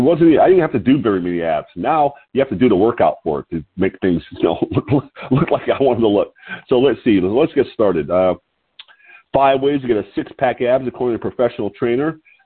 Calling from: Lompoc, California, United States

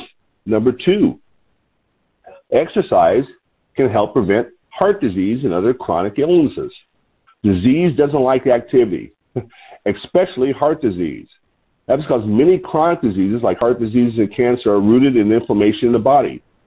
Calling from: Lompoc, California, United States

